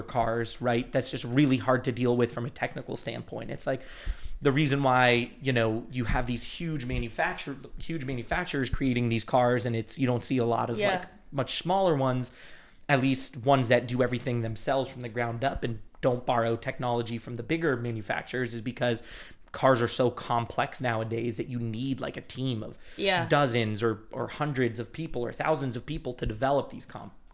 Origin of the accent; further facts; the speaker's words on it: Las Vegas, Nevada, United States; I grew up in Vegas